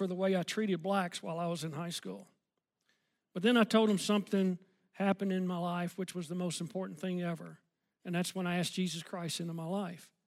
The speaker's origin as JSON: {"language": "English", "town": "Memphis", "region": "Tennessee", "country": "United States", "tie": "born or raised there", "also_born_or_lived": "Collierville, Tennessee", "said": "I grew up in Memphis, Tennessee as a kid"}